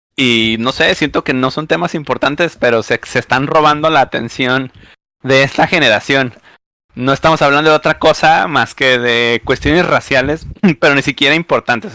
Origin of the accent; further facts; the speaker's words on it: Mexico; las personas que vivimos en México